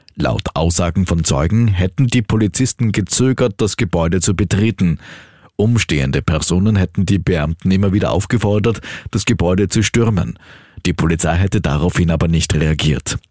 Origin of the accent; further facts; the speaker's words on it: Austria; bei uns in Österreich